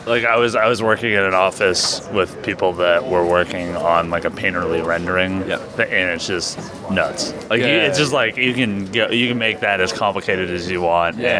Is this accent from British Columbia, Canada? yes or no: yes; Vancouver, British Columbia, Canada; I'm from Vancouver, Canada.